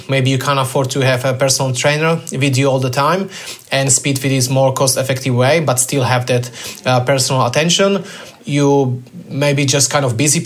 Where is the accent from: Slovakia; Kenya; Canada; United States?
Slovakia; moved away as an adult; now in Australia; I'm originally from Slovakia